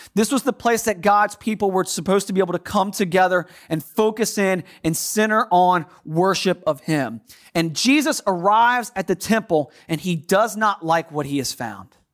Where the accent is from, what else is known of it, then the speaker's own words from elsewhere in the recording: United States; accent: American; my American accent